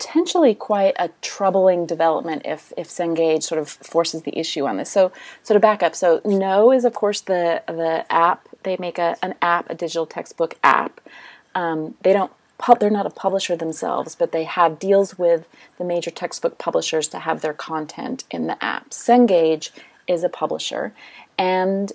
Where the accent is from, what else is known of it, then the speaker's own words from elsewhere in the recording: United States; I'm American